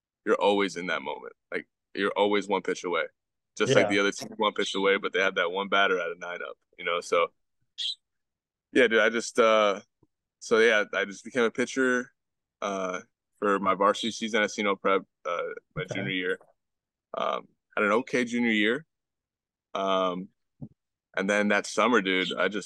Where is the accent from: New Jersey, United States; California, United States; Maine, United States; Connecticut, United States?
New Jersey, United States; Belleville; So I grew up in New Jersey, North Jersey to be specific. I grew up in this town right outside of North New Jersey, North. It's called Belleville